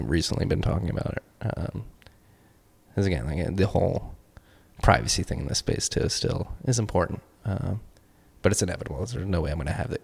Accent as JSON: {"language": "English", "country": "United States", "said": "I'm an American"}